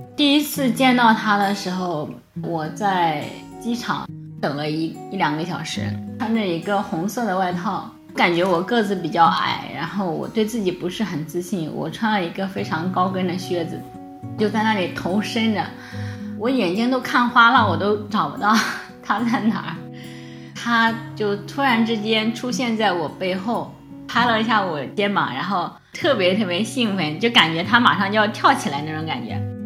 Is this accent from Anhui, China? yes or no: yes; Suzhou, Anhui, China; 像我们老家外国人也比较少